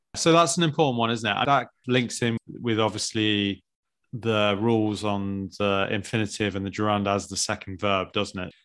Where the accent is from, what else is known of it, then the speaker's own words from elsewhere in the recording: United Kingdom; as British people, or English, particularly British